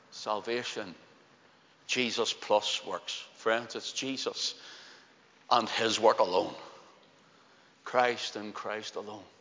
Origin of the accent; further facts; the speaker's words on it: Belfast, Northern Ireland, United Kingdom; accent: Belfast; Just like my own, I'm a Belfast man. In fact, my accent used to be stronger. I just refined it more through the years, through preaching, because people couldn't understand me in other places.